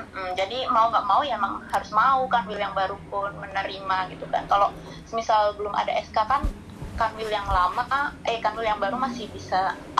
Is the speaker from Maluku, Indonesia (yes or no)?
no; Magelang, Central Java, Indonesia; moved away; Aku aslinya Magelang